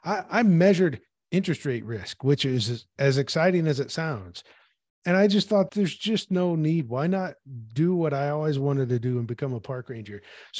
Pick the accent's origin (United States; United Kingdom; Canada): United States; Peoria, Illinois; I grew up in Peoria, Illinois, which is the very middle of Illinois, halfway between St. Louis and Chicago.